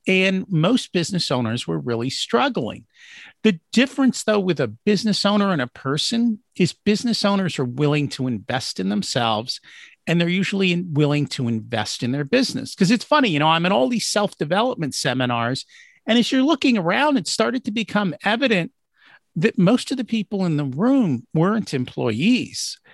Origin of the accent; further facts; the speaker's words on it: New Jersey, United States; We grew up in Jersey. I would go into New York City